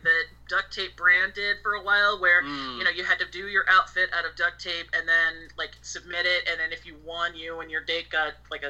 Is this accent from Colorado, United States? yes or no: no; Springfield, Missouri, United States; moved away as an adult; I was born in the Midwest in the fabulous Springfield, Missouri. So I was growing up very kind of sheltered and small town